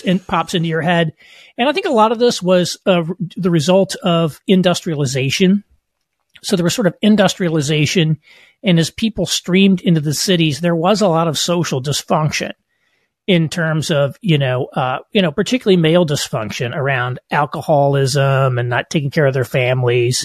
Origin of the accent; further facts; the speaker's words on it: Southern Indiana, United States; moved away as an adult; I grew up in rural, uh, Southern Indiana